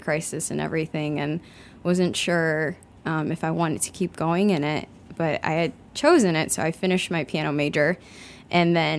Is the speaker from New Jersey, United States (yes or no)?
no; Chicago, Illinois, United States; moved away as an adult; also born or lived in Kunming, China; I grew up in Chicago